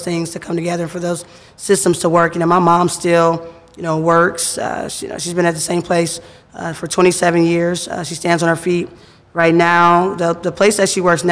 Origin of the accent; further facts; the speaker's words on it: Cincinnati, Ohio, United States; I grew up here in Cincinnati, born and raised.